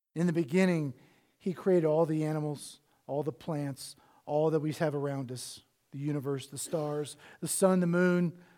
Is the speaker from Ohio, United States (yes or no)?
yes; Cincinnati, Ohio, United States; I was born in Cincinnati, Ohio